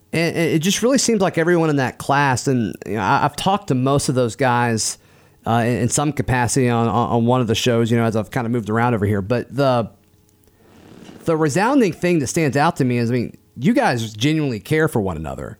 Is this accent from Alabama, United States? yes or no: yes; Auburn, Alabama, United States; growing up around Auburn